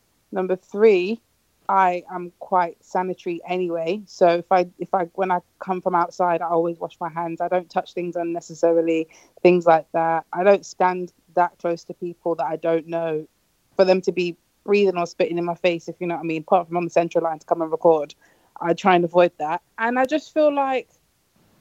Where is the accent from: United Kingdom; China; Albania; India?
United Kingdom